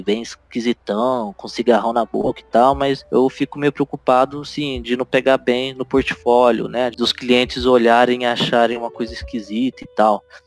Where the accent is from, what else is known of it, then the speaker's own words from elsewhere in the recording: Ribeirão Preto, São Paulo, Brazil; lá na minha cidade natal, é, interior de São Paulo, é, Ribeirão Preto